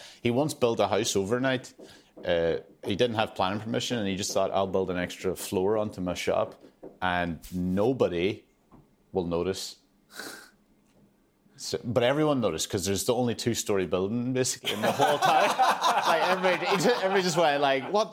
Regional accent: Lifford, Ulster, Ireland; moved away as an adult; now in Edinburgh, United Kingdom; I'm from Donegal

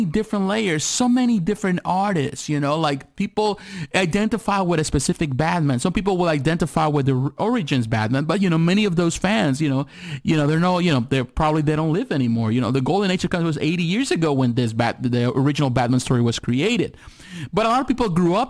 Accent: Mexico; moved away; I was born in Mexico

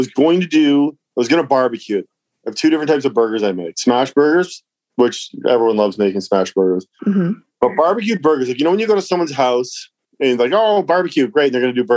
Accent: Cambridge, Ontario, Canada; also born or lived in Toronto; I grew up in Cambridge, Ontario

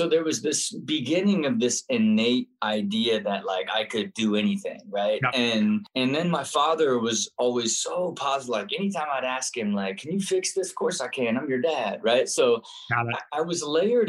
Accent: Kettering, Ohio, United States; I grew up and was born in Kettering, Ohio

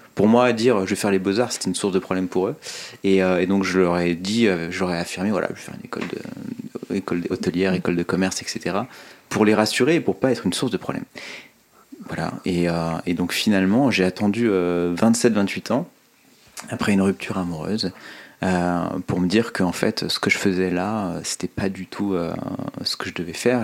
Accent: Oyonnax, Auvergne-Rhône-Alpes, France; also born or lived in Lyon; Je suis né à Lyon, j'ai grandi euh, principalement à Oyonnax

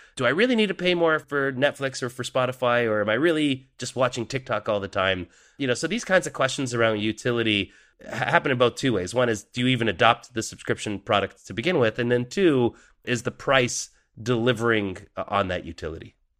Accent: Canada; as a Canadian from that period in time

